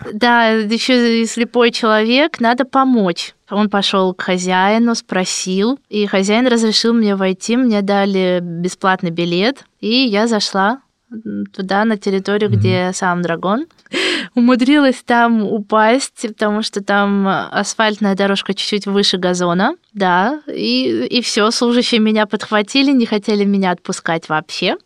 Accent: Moscow, Russia; я из России

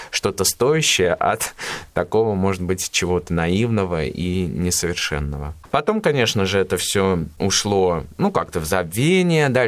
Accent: Ulyanovsk, Ulyanovsk Oblast, Russia; Родился я в городе Ульяновске в 1992 году. Это мой родной город. Здесь я получил полное фундаментальное образование.

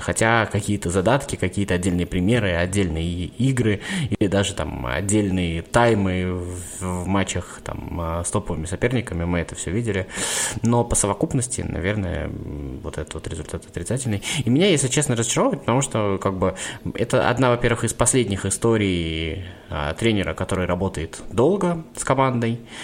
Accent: Samara, Samara Oblast, Russia; я сам из Самары

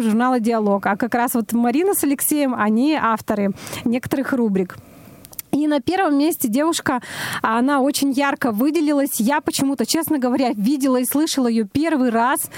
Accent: Perm, Perm Krai, Russia; я из Перми родом

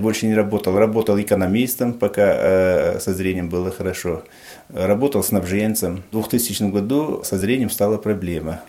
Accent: Panj, Khatlon, Tajikistan; moved away as an adult; now in Apsheronsk, Russia; я родился в 1968 году, э, город Пянш, Таджикистан. Переехал в 1991 году в э, Краснодарский край, город Обширонск.

